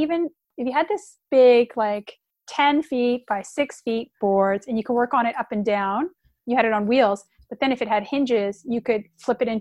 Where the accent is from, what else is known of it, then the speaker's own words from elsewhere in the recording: Canada; I'm Canadian